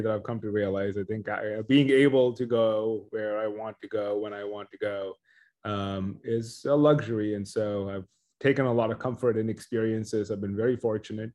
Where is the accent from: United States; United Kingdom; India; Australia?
India; moved away; growing up in India